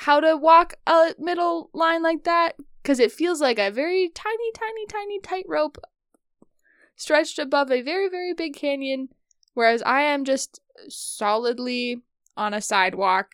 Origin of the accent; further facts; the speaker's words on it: Midwest, United States; we're Midwestern